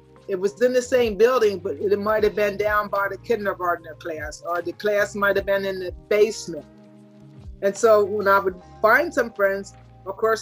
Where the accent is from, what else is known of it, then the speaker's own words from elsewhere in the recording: York, Pennsylvania, United States; York College, Pennsylvania. It's a college in my hometown